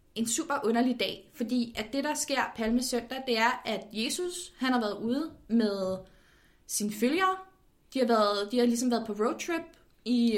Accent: Copenhagen, Capital Region of Denmark, Denmark; jeg er født og opvokset i København

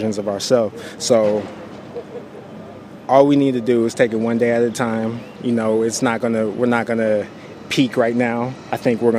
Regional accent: San Jose, California, United States; I'm from San Jose, California.

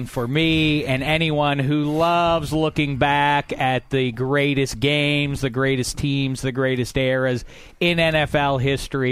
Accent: Pittsburgh, Pennsylvania, United States; I'm from Pittsburgh, PA.

